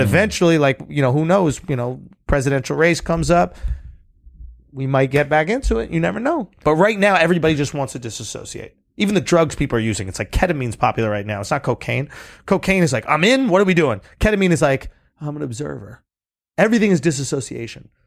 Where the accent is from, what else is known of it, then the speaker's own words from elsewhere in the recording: New York, United States; I grew up in New York